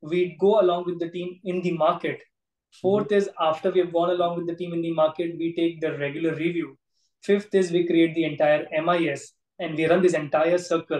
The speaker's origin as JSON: {"language": "English", "town": "Surat", "region": "Gujarat", "country": "India", "tie": "born or raised there", "said": "my town, Surat, where I'm born, brought up"}